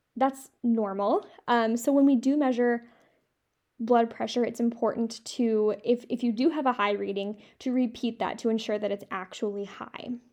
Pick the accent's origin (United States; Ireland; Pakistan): United States; Midwest; I'm from the Midwest, so I say pop